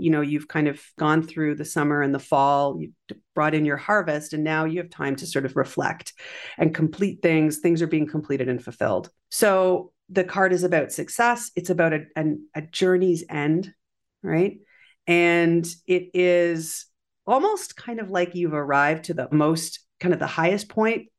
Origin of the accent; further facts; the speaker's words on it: Canada; as a Canadian